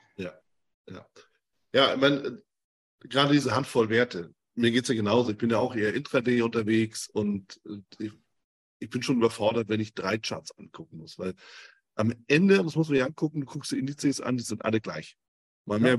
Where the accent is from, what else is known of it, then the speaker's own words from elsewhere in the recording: Germany; ich bin aus Deutschland